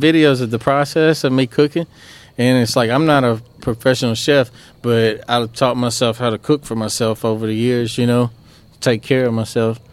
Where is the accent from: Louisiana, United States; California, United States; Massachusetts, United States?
Louisiana, United States; Oakdale; also born or lived in DeRidder, Louisiana; we grew up in Oakdale